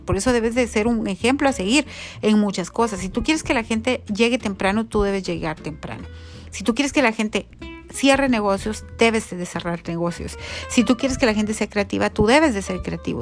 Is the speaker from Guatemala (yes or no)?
yes; Guatemala